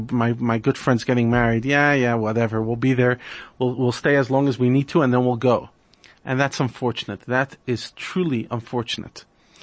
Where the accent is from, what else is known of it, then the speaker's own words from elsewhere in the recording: New York, United States; I grew up in New York, and like any Jewish society, you reach a stage where you're going to a lot of bar mitzvahs.